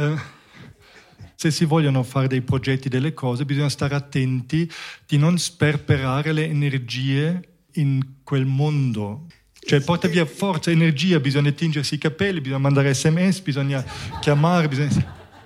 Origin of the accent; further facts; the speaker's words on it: Munich, Bavaria, Germany; moved away; io sono cresciuto in Germania, a Monaco